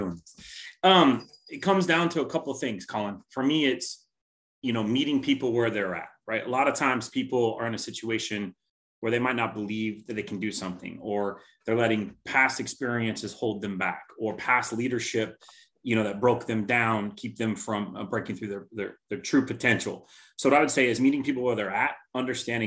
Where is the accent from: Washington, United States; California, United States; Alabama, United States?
Washington, United States; Tacoma; Born and raised in Tacoma, Parkland area.